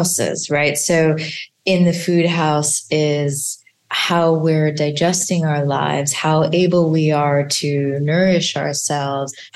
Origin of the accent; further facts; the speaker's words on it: India; as an Indian mother